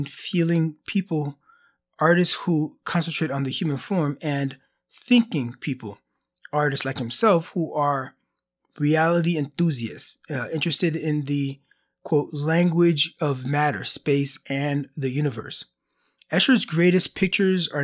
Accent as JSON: {"language": "English", "region": "Florida", "country": "United States", "moved": "yes", "said": "I'm originally from Florida, and there's tiles in all the homes there"}